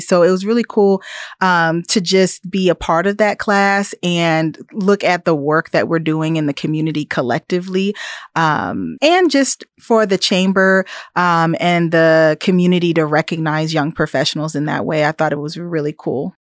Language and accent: English; Topeka, Kansas, United States; also born or lived in East Coast; now in Manhattan, Kansas, United States; I was born and raised in Topeka, so I'm a Kansan.